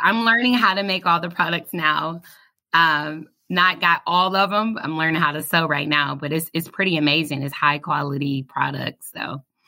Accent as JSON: {"language": "English", "town": "Detroit", "region": "Michigan", "country": "United States", "moved": "as an adult", "lives_now": "Kentucky, United States", "said": "I'm from Detroit, Michigan."}